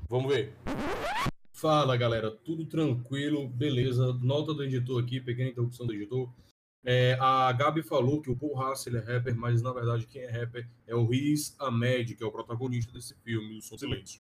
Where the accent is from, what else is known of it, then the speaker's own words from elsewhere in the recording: Fortaleza, Ceará, Brazil; also born or lived in Petrolina; eu sou de Fortaleza, fui pra Petrolina, voltei pra Fortaleza